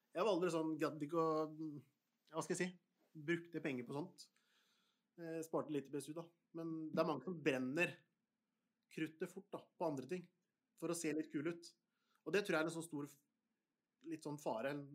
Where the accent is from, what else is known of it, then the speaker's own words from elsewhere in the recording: Porsgrunn, Telemark, Norway; Jeg er fra Stridsklev, og hvis du har hørt om Stridsklev i Porsgrunn